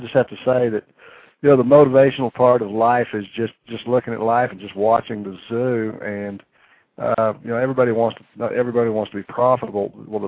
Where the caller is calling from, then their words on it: Amarillo, Texas, United States; I'm calling from Amarillo.